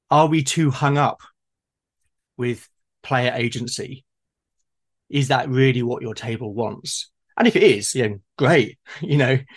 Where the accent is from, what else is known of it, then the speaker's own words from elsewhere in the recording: United Kingdom; I'm being very British, having my cup of tea.